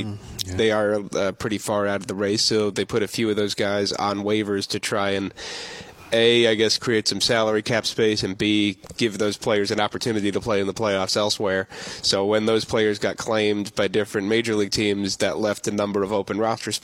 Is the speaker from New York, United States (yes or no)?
yes; New York, United States; moved away as an adult; I'm from New York.